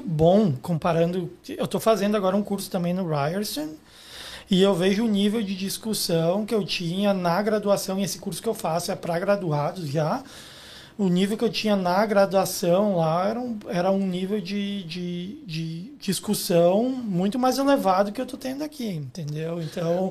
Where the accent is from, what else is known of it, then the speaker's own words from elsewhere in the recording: Guaporé, Rio Grande do Sul, Brazil; moved away as an adult; now in Canada; Eu sou do interior do Rio Grande do Sul, numa cidade chamada Guaporé